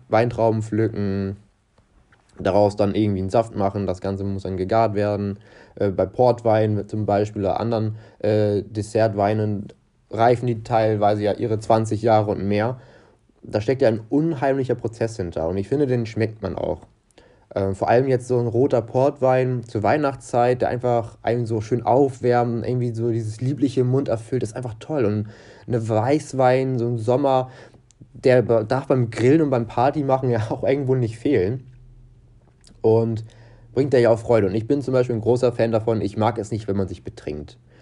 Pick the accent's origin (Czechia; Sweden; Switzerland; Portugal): Portugal; ich persönlich bin Portugiese und bei uns wird Wein ganz, ganz groß geschrieben